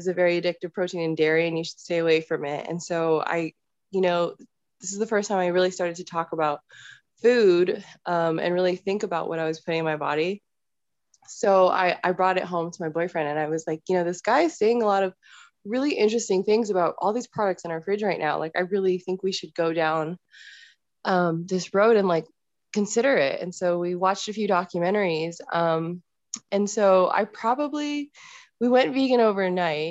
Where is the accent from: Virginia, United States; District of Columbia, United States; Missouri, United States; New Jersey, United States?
Virginia, United States; Northern; now in Colorado, United States; I'm originally from the Northern Virginia area. I moved to Colorado and that's where I'm hanging out now